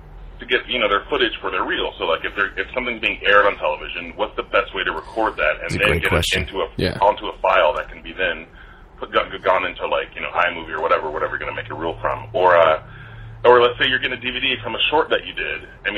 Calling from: Los Angeles, California, United States; I'm calling from Hollywood, USA.

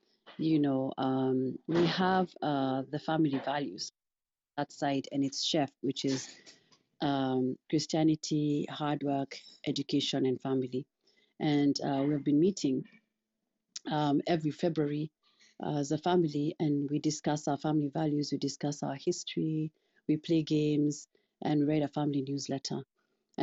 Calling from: Missouri, United States; I'm joining from Missouri

